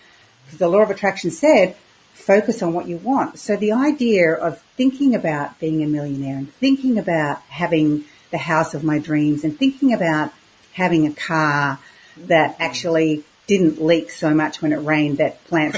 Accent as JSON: {"language": "English", "region": "Queensland", "country": "Australia", "tie": "born or raised there", "also_born_or_lived": "Victoria, Australia", "said": "I moved from Queensland, or Australia's most southern state, which is Victoria, which was very cold. And my parents decided we would move to Queensland, the most northern state. And I went to school."}